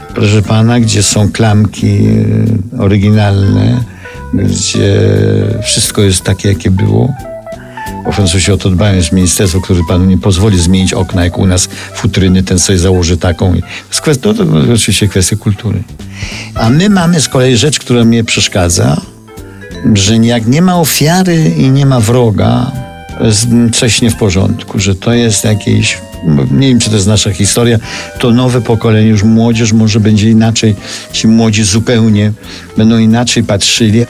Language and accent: Polish; Lviv, Lviv Oblast, Ukraine; now in Paris, France; Ja nie jestem warszawiakiem, jestem lwowiakiem.